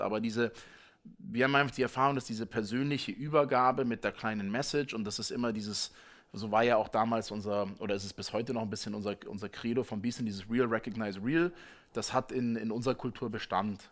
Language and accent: German; Munich, Bavaria, Germany; als Münchner